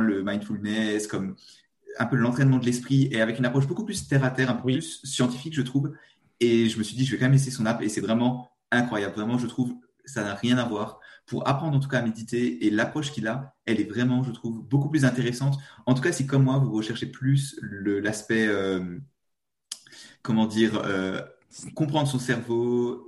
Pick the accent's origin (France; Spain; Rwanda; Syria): France; eastern France; accent: petit accent (east of France); Moi, je suis français. Je suis de l'est de la France, peut-être. petit accent.